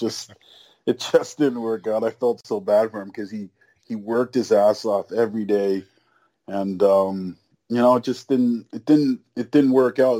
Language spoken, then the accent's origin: English; Canada; also born or lived in Nigeria; I was born in Nigeria. So I came to Canada when I was, you know, a year old.